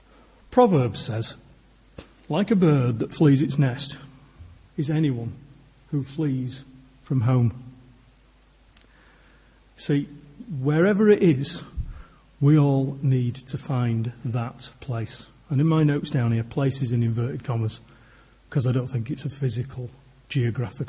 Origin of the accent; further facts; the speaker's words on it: Yorkshire and the Humber, United Kingdom; I'm a Yorkshireman